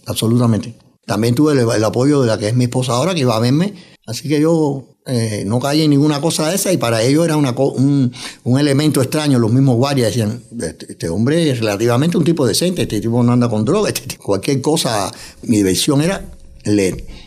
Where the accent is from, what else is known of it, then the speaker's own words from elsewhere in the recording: Cuba; moved away as an adult; also born or lived in New York, United States; now in United States; He trabajado en varios órganos de prensa en mi país natal, en Cuba, también aquí en Estados Unidos, en Nueva York